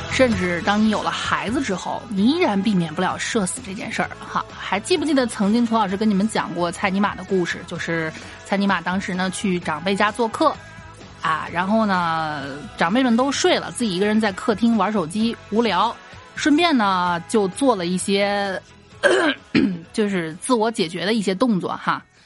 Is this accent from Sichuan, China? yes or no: no; Xi'an, Shaanxi, China; 我们西安这边不是经常举办这个城墙马拉松嘛